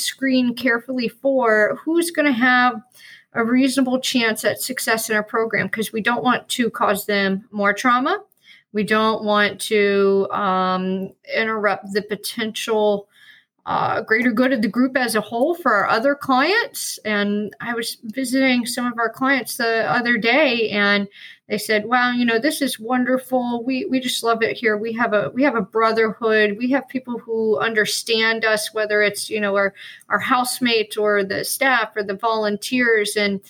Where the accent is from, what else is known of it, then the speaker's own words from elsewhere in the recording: Atlanta, Georgia, United States; accent: Southern; also born or lived in North Carolina; now in Sarasota, United States; I was born in North Carolina, spent my childhood in Atlanta, and I've been here long enough to lose my Southern accent.